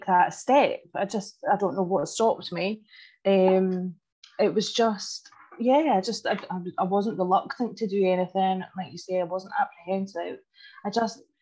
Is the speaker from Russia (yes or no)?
no; Leslie, Scotland, United Kingdom; I am from Leslie in Fife